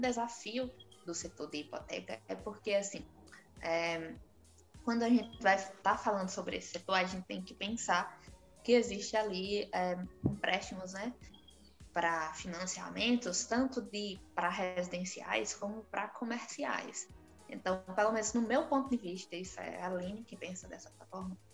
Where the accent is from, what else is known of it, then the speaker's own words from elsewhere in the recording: Brazil; nós, como brasileiros